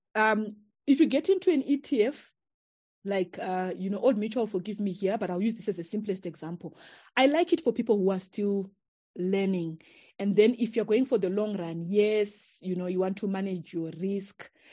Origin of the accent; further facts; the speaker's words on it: Zimbabwe; we come from Chakoa